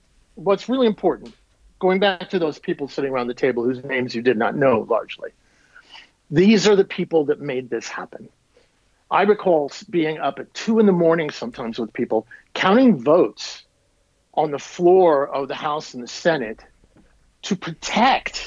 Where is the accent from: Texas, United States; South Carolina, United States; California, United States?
Texas, United States; I am from Texas. I have an Old West heritage